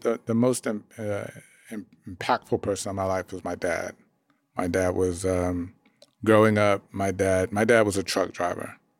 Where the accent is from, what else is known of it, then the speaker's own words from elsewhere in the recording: Dallas, Texas, United States; I grew up in Dallas